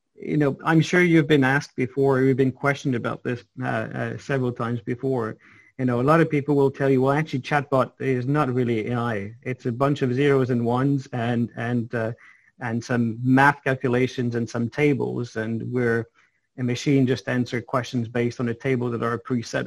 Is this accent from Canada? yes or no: yes; Montreal, Quebec, Canada; You're, you're born in Montreal, I believe, uh, the same place I was born